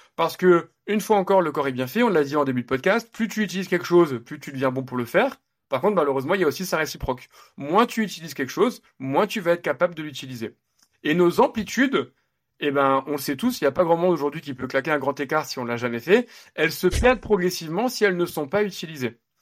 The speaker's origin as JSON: {"language": "French", "town": "Nice", "region": "Provence-Alpes-Côte d'Azur", "country": "France", "moved": "yes", "lives_now": "Paris, France", "said": "je viens de Nice"}